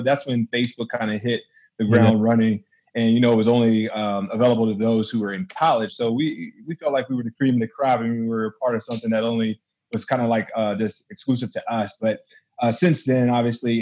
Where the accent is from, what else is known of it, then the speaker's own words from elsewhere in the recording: Fayetteville, North Carolina, United States; moved away; I'm from Fayetteville, North Carolina originally. Love Carolina, Southern boy for sure